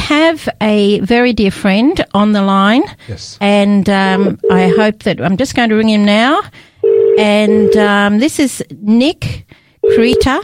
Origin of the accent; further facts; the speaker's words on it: Edinburgh, Scotland, United Kingdom; moved away; I'm actually from Edinburgh